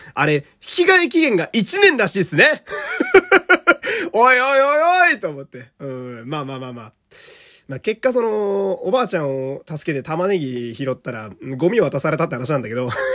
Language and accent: Japanese; Fukui, Japan; moved away; 私はあの福井県という雪国の出身なんですが